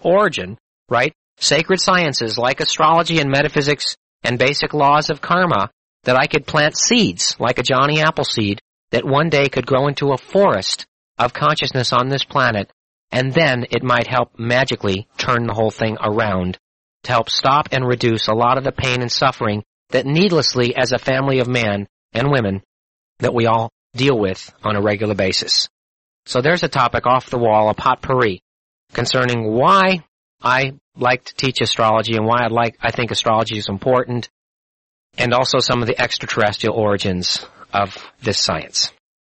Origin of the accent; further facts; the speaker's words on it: Missouri, United States; You know, I'm a skeptic. I'm from Missouri. Show me.